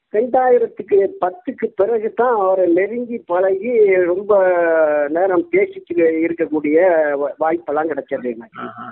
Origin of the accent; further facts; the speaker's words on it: Nagore, Tamil Nadu, India; நாகூர் கொள்ளக்கருவில் ஆயிரத்தி தொள்ளாயிரத்தி அறுபதில் பிறந்தேன்